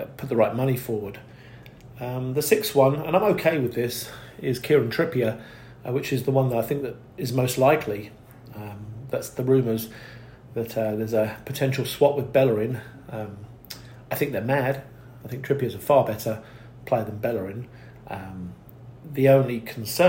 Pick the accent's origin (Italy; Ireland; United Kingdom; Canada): United Kingdom; now in United States; I'm a Brit living in the US